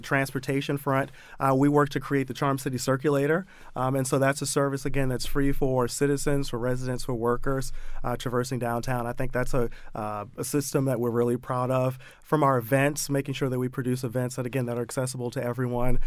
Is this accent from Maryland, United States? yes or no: yes; Baltimore, Maryland, United States; moved away as an adult; I grew up in the Mondawmin and Penn North neighborhood